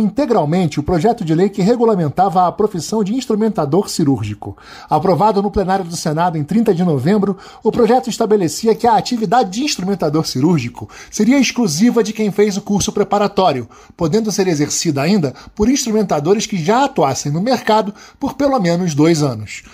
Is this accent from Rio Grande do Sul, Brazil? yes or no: no; northern region of the state of Pará, Brazil; Eu que sou da região norte do estado do Pará